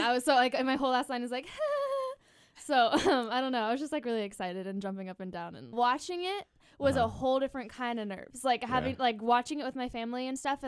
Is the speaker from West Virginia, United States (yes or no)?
no; Santa Rosa, California, United States; I grew up in Sonoma County